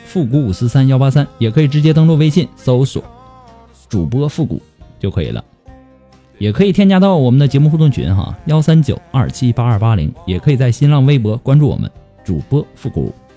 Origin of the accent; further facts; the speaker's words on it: China; 我们中国人